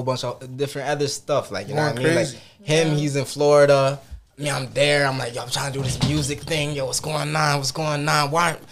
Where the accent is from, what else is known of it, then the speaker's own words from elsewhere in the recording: Montreal, Quebec, Canada; growing up in Montreal, I was blessed